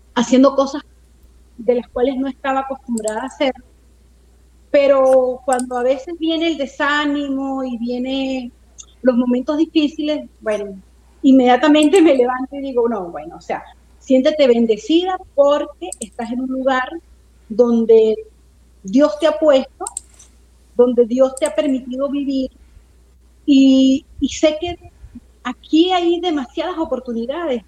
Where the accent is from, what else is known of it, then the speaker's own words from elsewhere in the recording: Mérida, Venezuela; moved away as an adult; yo me crié en, en Mérida, en la ciudad de Mérida